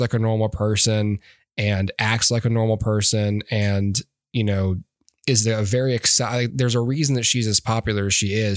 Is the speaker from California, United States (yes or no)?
no; Alabama, United States; I'm from Alabama